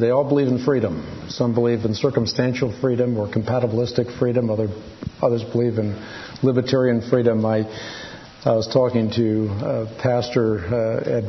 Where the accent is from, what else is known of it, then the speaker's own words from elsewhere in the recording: Netherlands; first language Dutch; English is a second language; moved away; I was born in Holland, so I'm Dutch. Dutch is my first language.